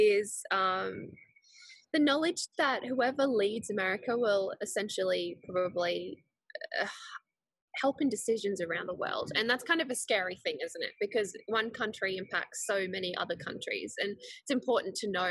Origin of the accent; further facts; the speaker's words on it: Switzerland; now in Gold Coast, Australia; I was born in Switzerland, but my dad is Swedish and my mum's Chinese